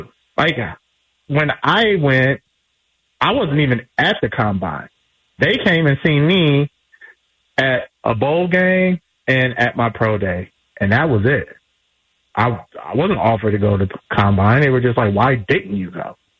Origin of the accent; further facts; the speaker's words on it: Los Angeles, California, United States; Because I'm from South Central Los Angeles.